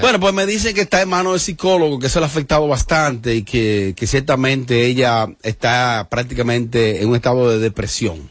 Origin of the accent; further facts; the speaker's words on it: Bonao, Monseñor Nouel, Dominican Republic; Yo que me crié en Bonao